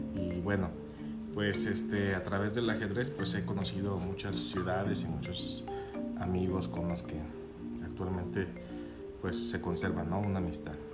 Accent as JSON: {"language": "Spanish", "town": "Guadalajara", "region": "Jalisco", "country": "Mexico", "tie": "born or raised there", "also_born_or_lived": "Los Cabos", "moved": "as an adult", "lives_now": "Guadalajara, Mexico", "said": "Sí, soy de Guadalajara, aquí nací."}